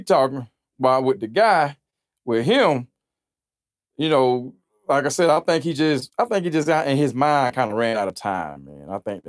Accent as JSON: {"language": "English", "town": "Forsyth", "country": "United States", "said": "I'm from Forsyth, man."}